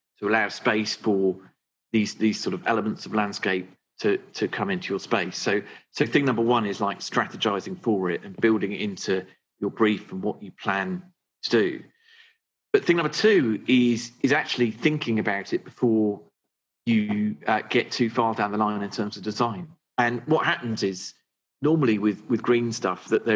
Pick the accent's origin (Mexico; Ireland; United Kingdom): United Kingdom; Suffolk, East of England; also born or lived in North London; now in London, United Kingdom; I grew up in Suffolk, and I had a lovely, like, Enid Blyton type childhood